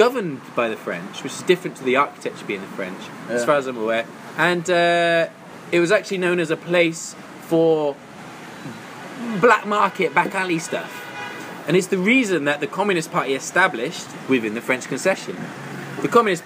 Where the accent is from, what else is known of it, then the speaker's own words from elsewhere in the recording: England, United Kingdom; moved away as an adult; now in Shanghai, China; I'm from England